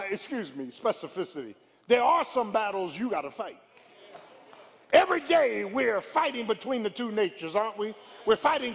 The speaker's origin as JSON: {"language": "English", "town": "Philadelphia", "region": "Pennsylvania", "country": "United States", "tie": "born or raised there", "said": "Growing up in South Philly"}